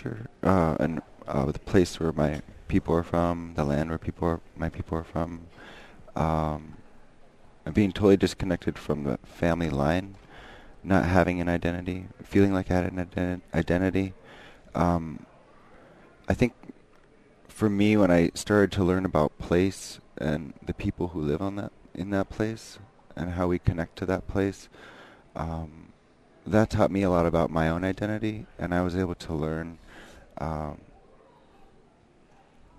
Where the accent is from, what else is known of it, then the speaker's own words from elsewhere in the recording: Bethel, Alaska, United States; now in Anchorage, United States; I was born in Bethel and live here in Anchorage